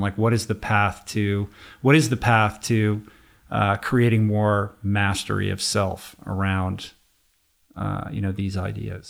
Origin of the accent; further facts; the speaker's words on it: Washington, District of Columbia, United States; moved away as an adult; now in Los Angeles, United States; I grew up in Washington, D C. I grew up in politics